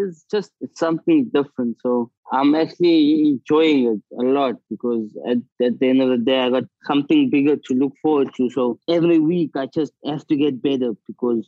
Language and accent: English; South Africa; moved away as an adult